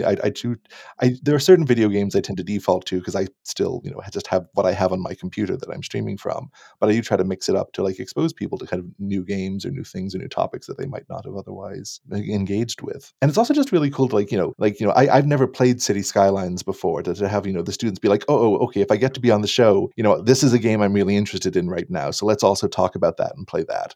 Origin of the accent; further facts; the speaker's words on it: Annapolis Valley, Nova Scotia, Canada; moved away as an adult; also born or lived in Halifax / Toronto; now in Kamloops, Canada; I grew up in the Annapolis Valley of Nova Scotia, more or less.